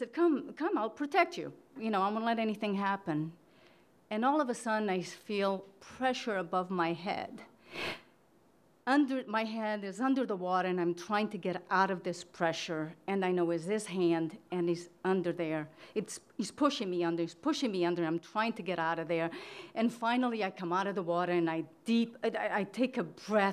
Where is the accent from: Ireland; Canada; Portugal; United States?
Portugal; moved away; I grew up in Portugal in a small city in an orphanage.